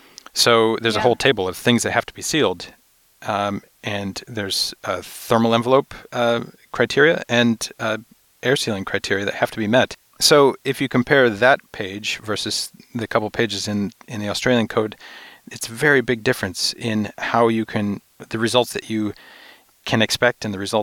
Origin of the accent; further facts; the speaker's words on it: New York, United States; I'm from New York, where I was from New York, where we did a lot of ventilation studies